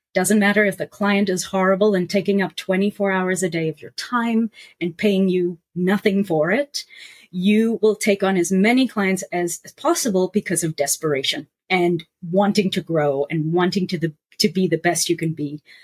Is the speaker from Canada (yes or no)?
no; South Africa; now in New York, United States; as a South African and someone who traveled around the world